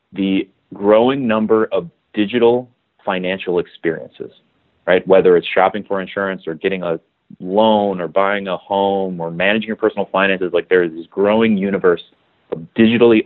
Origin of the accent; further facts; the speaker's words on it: Milwaukee, Wisconsin, United States; also born or lived in Madison, Wisconsin; I grew up in Milwaukee, Wisconsin